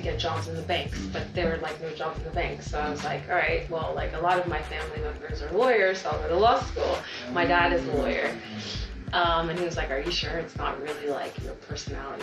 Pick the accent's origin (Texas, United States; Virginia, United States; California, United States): Texas, United States; born or raised there; also born or lived in Nigeria